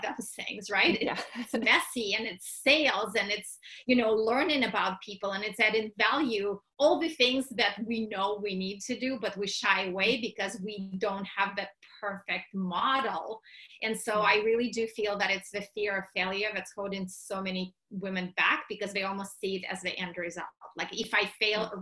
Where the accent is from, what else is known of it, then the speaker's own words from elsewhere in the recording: Russia; moved away; I was born and raised in Russia